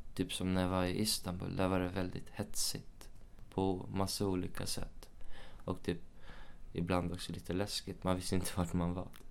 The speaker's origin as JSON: {"language": "Swedish", "town": "Uppsala", "region": "Uppsala County", "country": "Sweden", "tie": "born or raised there", "moved": "yes", "lives_now": "Stockholm, Sweden", "said": "jag är uppväxt i Uppsala, så jag har min familj i Uppsala."}